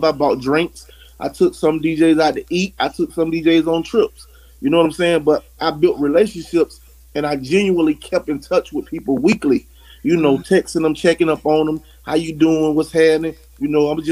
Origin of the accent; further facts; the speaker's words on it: North Florida, United States; I'm from North Florida, so it's kind of different in the state of Florida